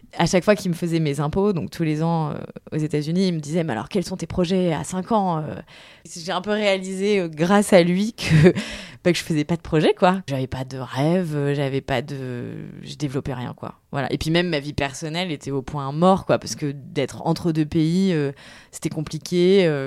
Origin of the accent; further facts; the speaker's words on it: Tours, Centre-Val de Loire, France; also born or lived in Paris / New York / China / Lille; now in Seine-Saint-Denis, France; je viens de Tours, ce qui est pas loin de Paris